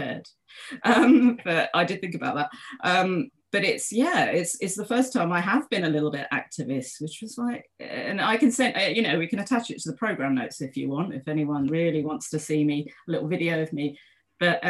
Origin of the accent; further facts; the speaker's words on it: London, United Kingdom; I live in London. I am a Londoner. I'm back home now.